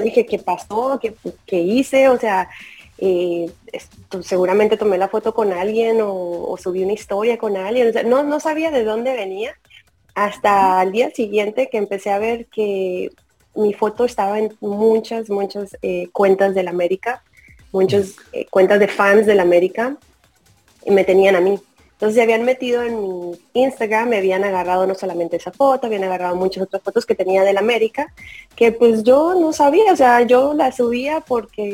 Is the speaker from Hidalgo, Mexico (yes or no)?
no; the border of Tamaulipas, Mexico; Yo soy de la frontera de Tamaulipas